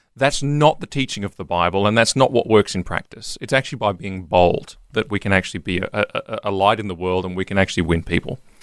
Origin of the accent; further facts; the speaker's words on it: Queensland, Australia; I'm a Queenslander